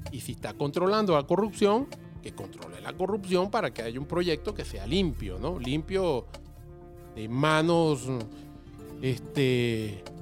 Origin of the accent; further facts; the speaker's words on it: Mexico; also born or lived in Venezuela; Yo soy mexicano nacido en Venezuela.